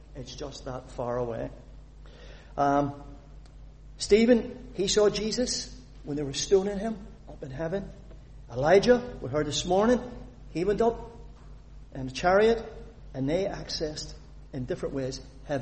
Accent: Northern Ireland, United Kingdom; I was born a citizen of the United Kingdom. Well, United Kingdom, Northern Ireland. I'm a British citizen. I'm proud of it. But I'm also an Irish citizen, because I was born in the island of Ireland

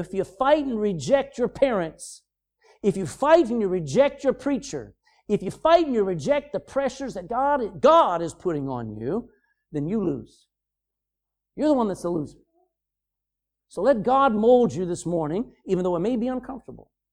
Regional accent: United States; moved away as an adult; now in Ireland; I come from America there twenty-four years ago

